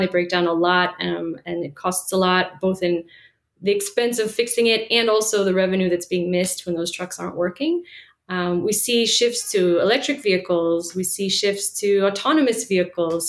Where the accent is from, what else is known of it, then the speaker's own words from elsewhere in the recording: Washington, District of Columbia, United States; moved away as an adult; also born or lived in Israel / Bolivia; I grew up in Washington, D.C.